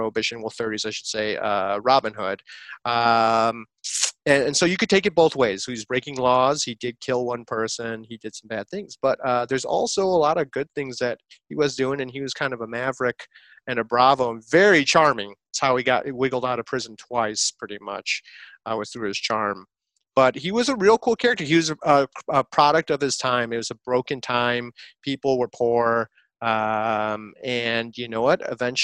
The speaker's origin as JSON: {"language": "English", "town": "Chicago", "region": "Illinois", "country": "United States", "tie": "born or raised there", "also_born_or_lived": "the South (US)", "moved": "as an adult", "lives_now": "the South, United States", "said": "I grew up, lived in Chicago my whole life pretty much"}